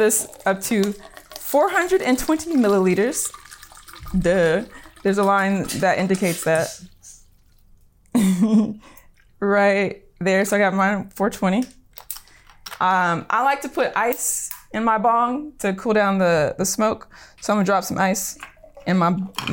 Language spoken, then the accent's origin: English; Long Beach, California, United States; I grew up in Long Beach